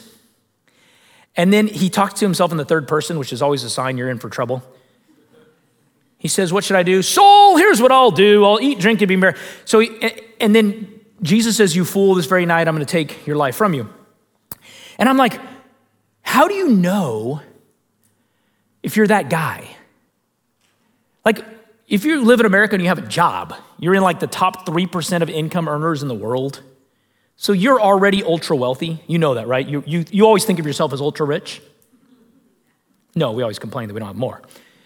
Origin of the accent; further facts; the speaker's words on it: United States; American Christians